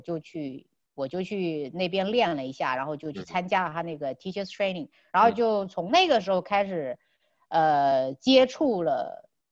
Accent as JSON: {"language": "Chinese", "country": "China", "said": "他们都不知道我是中国人"}